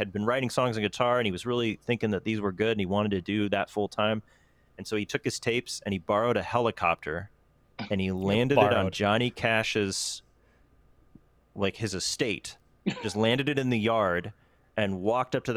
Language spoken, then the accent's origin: English; Cleveland, Ohio, United States; I grew up in Cleveland